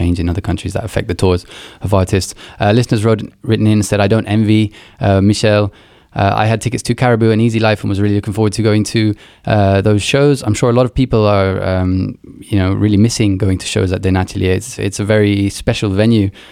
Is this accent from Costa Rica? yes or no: no; Luxembourg; moved away; I grew up in Luxembourg